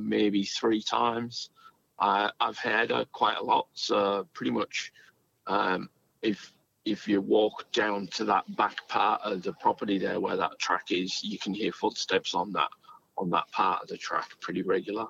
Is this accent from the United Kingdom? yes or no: yes; England, United Kingdom; now in Australia; where I grew up in England, the house was built in 1798